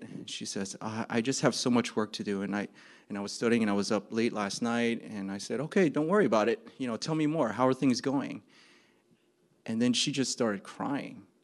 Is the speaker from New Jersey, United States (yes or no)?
yes; New Jersey, United States; I'm from New Jersey